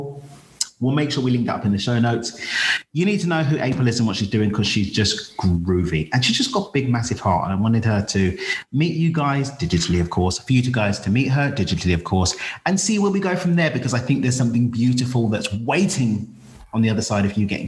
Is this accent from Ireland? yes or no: no; United Kingdom; moved away as an adult; now in Mexico; I'm British